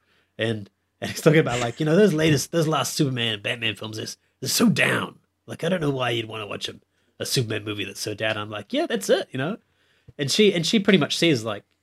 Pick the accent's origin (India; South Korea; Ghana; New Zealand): India; I'm Indian